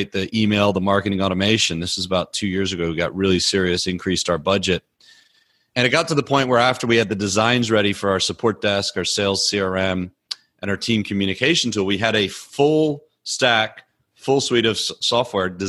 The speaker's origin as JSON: {"language": "English", "region": "Louisiana", "country": "United States", "tie": "born or raised there", "also_born_or_lived": "Belfast, Northern Ireland", "moved": "as an adult", "said": "My whole family moved when I was nine in 87 to the States, grew up in Louisiana."}